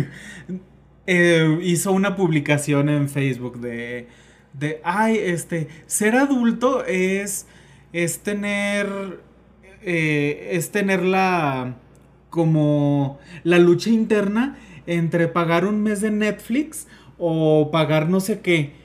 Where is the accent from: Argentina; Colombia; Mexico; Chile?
Mexico; nosotros que somos mexicanos